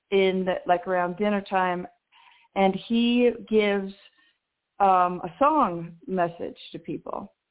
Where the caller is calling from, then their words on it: New Mexico, United States; in New Mexico.